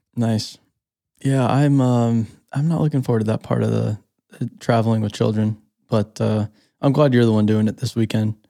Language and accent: English; Phoenix, Arizona, United States; moved away; also born or lived in Scottsdale; Growing up in Phoenix, Scottsdale